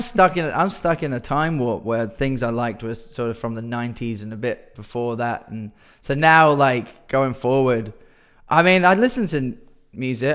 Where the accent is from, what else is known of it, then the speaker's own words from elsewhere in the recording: Perth, Western Australia, Australia; we're from Perth